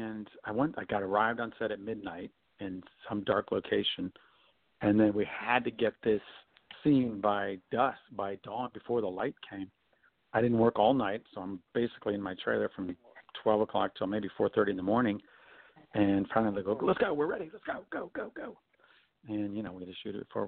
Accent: Michigan, United States; moved away; also born or lived in Chicago / New York / Hawaii / Los Angeles; I'm from Michigan originally.

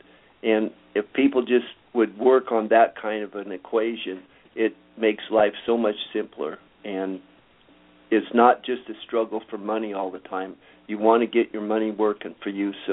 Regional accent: Southern California, United States; also born or lived in Minnesota; I was born in Minnesota, and after 3 years there, I got my parents to take me to Southern California

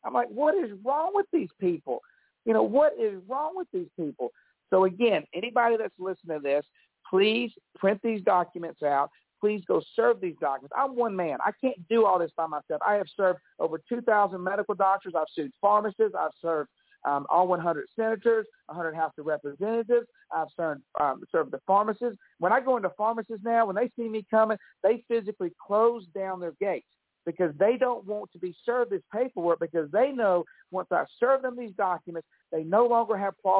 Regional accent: Alabama, United States; I'm from Alabama

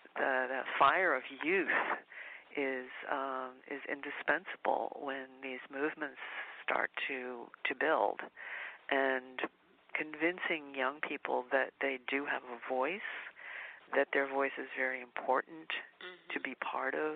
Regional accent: Washington, District of Columbia, United States; I'm originally from Washington, D.C., but grew up in a Southern family

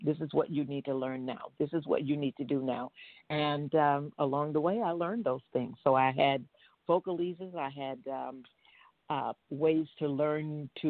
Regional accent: South Florida, United States; This is my hometown.

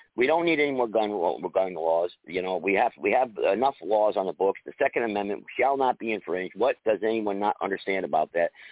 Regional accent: Greensboro, North Carolina, United States; also born or lived in West Haven, Connecticut; the city I'm from Greensboro

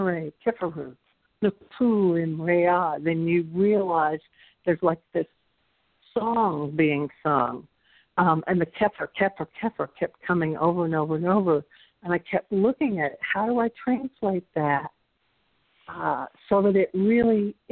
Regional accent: the South, United States; accent: Southern; had only Spanish and my Southern accent

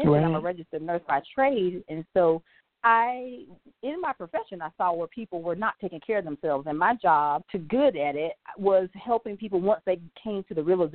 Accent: the South, United States; I'm from the South, and I grew up eating the pork

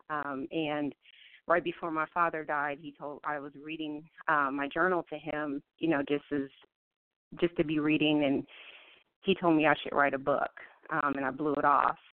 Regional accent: Columbus, Ohio, United States; now in Virginia Beach, United States; Um, I'm originally from Columbus, Ohio. Um, that's where I was born and raised. Right now, I live in Virginia, Virginia Beach.

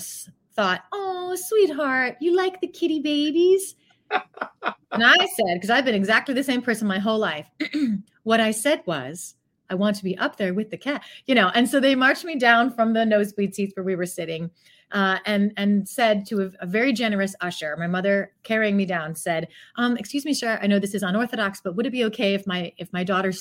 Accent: north coast of Ohio, United States; moved away as an adult; also born or lived in San Francisco / Chicago / Pittsburgh; now in New York, United States; I went to high school and cut my teeth as a performer in the north coast of Ohio in between Cleveland and Toledo

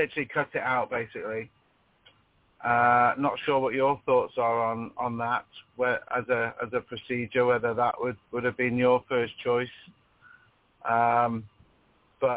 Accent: United Kingdom; I'm from the UK, if you gather with my accent

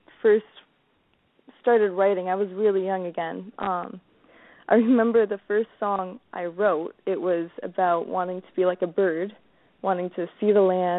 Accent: Chatham, Ontario, Canada; my hometown at the Capitol Theater in Chatham.

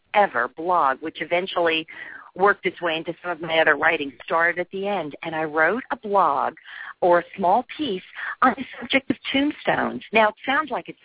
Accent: New Jersey, United States; moved away; also born or lived in Boston; I'm from New Jersey.

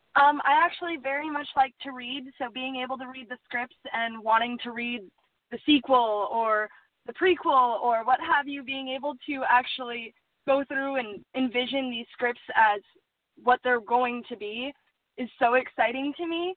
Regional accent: Superior, Wisconsin, United States; also born or lived in Duluth, Minnesota; Originally, I was born in Duluth, Minnesota, and raised in Superior, Wisconsin

